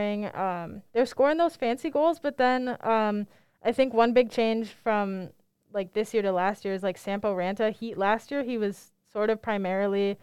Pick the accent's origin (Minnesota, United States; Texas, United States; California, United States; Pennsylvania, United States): Minnesota, United States; Minneapolis; I'm from Minneapolis